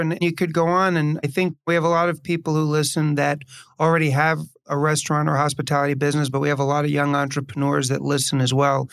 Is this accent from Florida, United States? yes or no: no; New York City, New York, United States; also born or lived in Chicago; I was born and raised in New York City and moved back to New York from Chicago